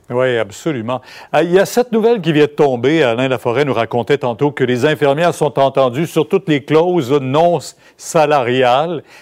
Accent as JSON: {"language": "French", "country": "Canada", "said": "chez nous, au Canada"}